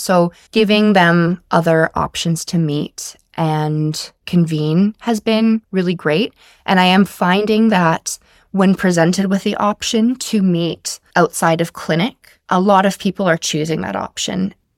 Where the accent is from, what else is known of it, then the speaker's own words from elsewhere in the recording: Whitehorse, Yukon, Canada; now in Comox Valley, Canada; I'm born and raised in Whitehorse, Yukon